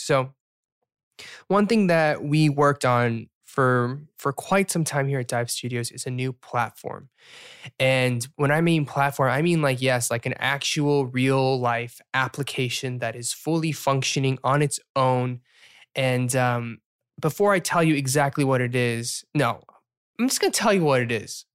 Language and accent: English; the South, United States; accent: Southern; when I'm here, my Southern accent comes out every once in a while